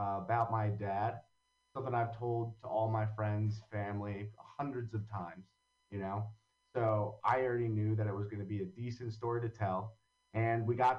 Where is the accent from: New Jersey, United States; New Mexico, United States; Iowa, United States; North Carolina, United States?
New Jersey, United States; Long Valley; now in Hoboken, United States; So I grew up in Long Valley, New Jersey